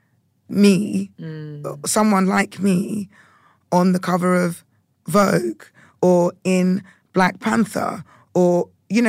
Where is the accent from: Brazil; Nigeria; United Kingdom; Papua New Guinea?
United Kingdom; being a Brit and being Ghanaian